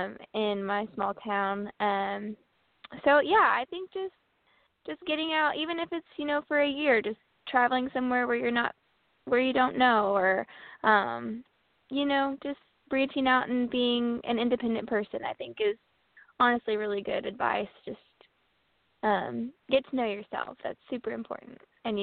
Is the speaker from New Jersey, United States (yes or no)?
no; Paris, Illinois, United States; I'm from Paris, Illinois. It's a great, great town.